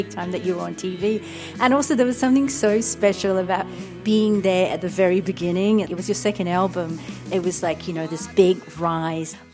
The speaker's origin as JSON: {"language": "English", "country": "Singapore", "lives_now": "London, United Kingdom", "said": "90s and early 2000s, I moved to London from Singapore."}